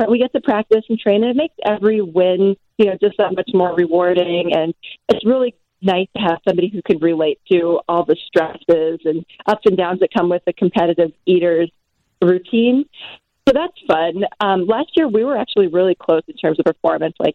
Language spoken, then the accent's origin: English; New York, United States; born there; sure, I was born in New York and I did my first year of college in New York